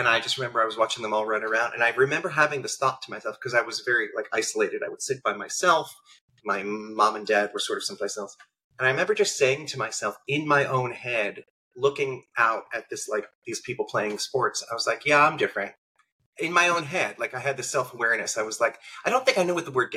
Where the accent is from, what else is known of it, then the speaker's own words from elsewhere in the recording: central New Jersey, United States; I grew up in New Jersey, a little small town in central New Jersey